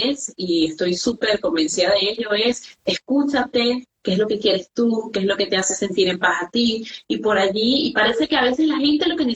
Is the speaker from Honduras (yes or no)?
no; Venezuela; moved away; also born or lived in Ecuador; Entonces, claro, yo tenía miedo porque además me fui a Ecuador, o sea, yo salí de Venezuela a Ecuador.